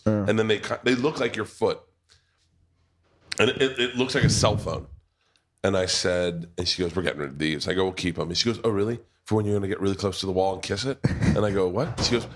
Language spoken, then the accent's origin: English; United States; we're American